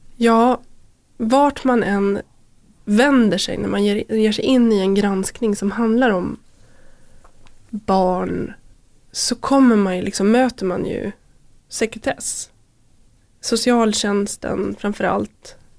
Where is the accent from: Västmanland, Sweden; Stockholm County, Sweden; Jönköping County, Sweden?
Västmanland, Sweden; Köping; Jag växte upp i Köping